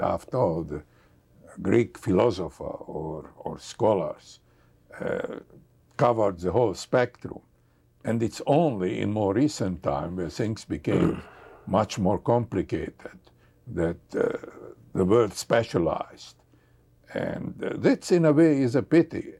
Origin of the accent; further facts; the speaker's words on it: Hungary; moved away; I come from Hungary